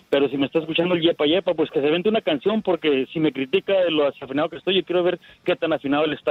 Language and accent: Spanish; Juárez, Chihuahua, Mexico; en mi tierra Juárez.